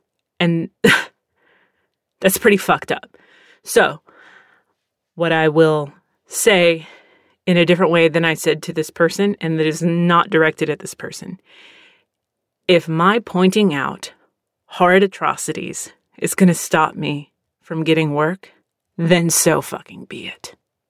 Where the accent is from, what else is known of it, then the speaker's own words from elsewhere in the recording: Texas, United States; also born or lived in Philadelphia / Pennsylvania / Virginia / California; I grew up here, though. Like, I was born in Philly. I've lived in Pennsylvania, Virginia, California, and here. And once I branched out on my own, I really didn't see myself leaving Texas.